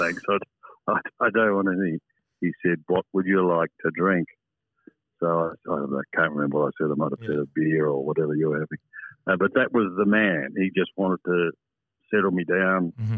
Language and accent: English; Lucindale, South Australia, Australia; moved away; where I lived on the farm at Lucendale, we had no television